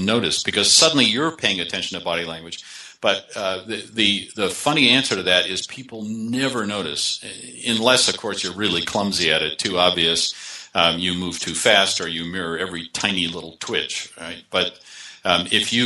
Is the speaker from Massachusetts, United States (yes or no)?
yes; Boston, Massachusetts, United States; moved away; I grew up in the Boston area, but I've been living away for a long time